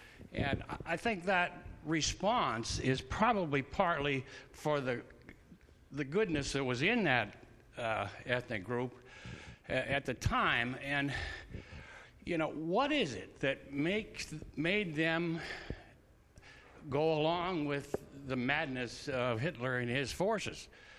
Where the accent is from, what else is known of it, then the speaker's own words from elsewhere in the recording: United States; a lot of German in me, and seeing the wonderful German Christians that I grew up with over in Wayne County